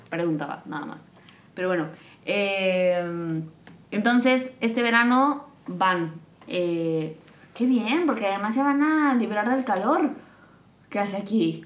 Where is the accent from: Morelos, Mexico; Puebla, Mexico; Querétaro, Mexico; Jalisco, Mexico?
Morelos, Mexico; now in Qatar; yo soy de Morelos